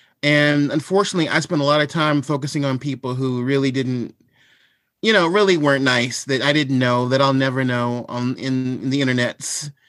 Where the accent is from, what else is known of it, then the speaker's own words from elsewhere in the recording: Washington, District of Columbia, United States; born there; Well, I am 43 years old. I was born in Washington, D.C.